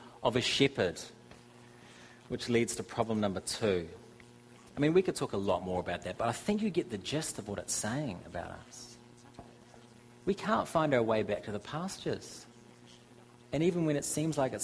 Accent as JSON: {"language": "English", "country": "New Zealand", "said": "I am from New Zealand, and it's a country of 4 million people and 39 million sheep"}